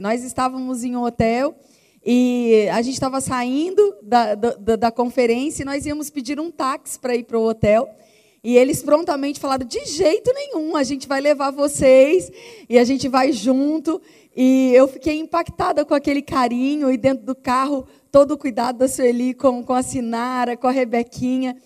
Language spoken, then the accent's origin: Portuguese; Rio de Janeiro, Brazil; eu sou carioca